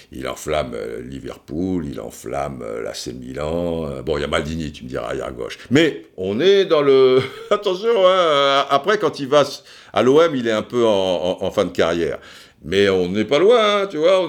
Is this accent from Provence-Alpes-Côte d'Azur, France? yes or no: yes; Cannes, Provence-Alpes-Côte d'Azur, France; Moi, je suis de Cannes